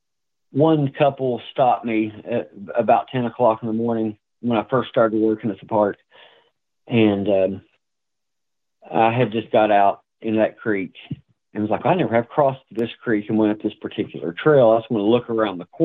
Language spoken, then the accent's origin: English; east of Greenup County, Kentucky, United States; In Greenup County, which is due west of my hometown